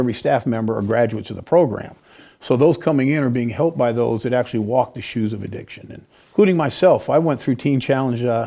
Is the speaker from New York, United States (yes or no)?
no; California, United States; moved away as an adult; now in Peoria, United States; I'm a Californian, right? And so I had to give up that warm sun to come out for these brutal winters